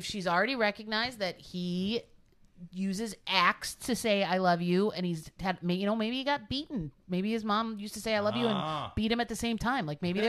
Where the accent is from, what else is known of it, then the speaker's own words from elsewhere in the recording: Buffalo, New York, United States; I'm from Buffalo.